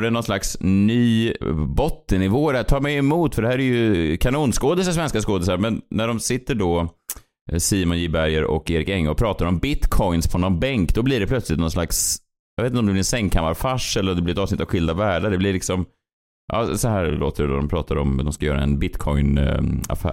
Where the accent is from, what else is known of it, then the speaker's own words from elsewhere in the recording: Sweden; som svensk